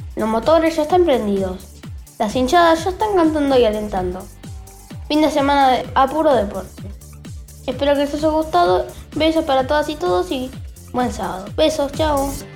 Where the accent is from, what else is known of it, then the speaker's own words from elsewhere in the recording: England, United Kingdom; soy de Inglaterra